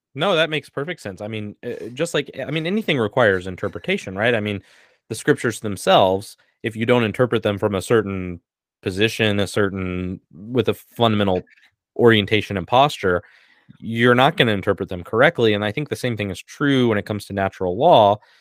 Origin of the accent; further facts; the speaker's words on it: United States; I'm an American